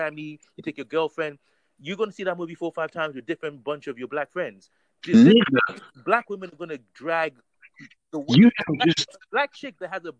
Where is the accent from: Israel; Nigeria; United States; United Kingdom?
Nigeria; I'm Nigerian to the core. I was born there